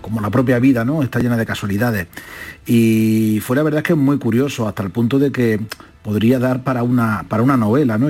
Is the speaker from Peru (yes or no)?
no; Úbeda, Andalusia, Spain; Úbeda, de donde yo soy natal